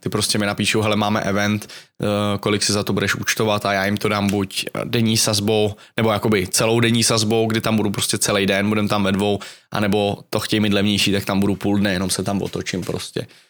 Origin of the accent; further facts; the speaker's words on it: Czechia; jsem Čech